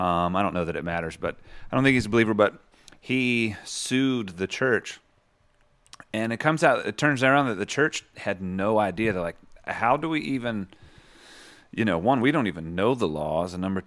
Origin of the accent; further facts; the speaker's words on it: the South, United States; Maybe we're both from the South